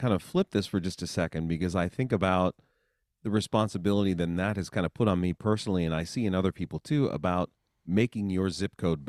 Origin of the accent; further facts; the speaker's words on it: Bloomington, Indiana, United States; well, I grew up in Bloomington and we had access to the IU trumpet studio